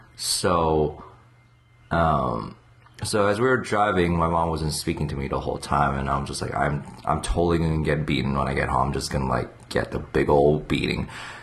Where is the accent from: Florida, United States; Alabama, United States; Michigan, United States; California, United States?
Michigan, United States; Ann Arbor; also born or lived in San Francisco / New York / Korea / Virginia; I mean, I was born near San Francisco, then New York, then Ann Arbor, Michigan for 8 years, then Korea for 4 years, and Virginia, then...